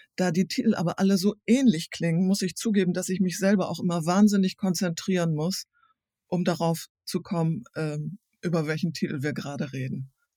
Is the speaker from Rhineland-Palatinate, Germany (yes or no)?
no; East Frisia, Lower Saxony, Germany; now in Hamburg, Germany; als Ostfriesin